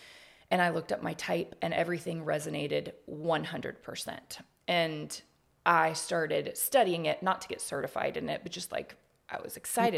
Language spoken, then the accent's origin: English; Houston, Texas, United States; moved away as an adult; now in Austin, United States; I've lived here in Austin. I came here from Houston in 2002. For school.